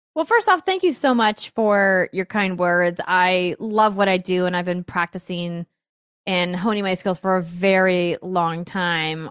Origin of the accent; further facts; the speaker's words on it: Fargo, North Dakota, United States; moved away; my hometown of Fargo had improv